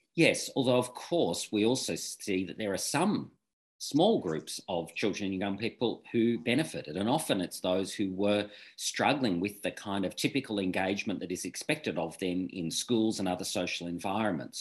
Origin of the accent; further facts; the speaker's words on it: Victoria, Australia; I'm from Victoria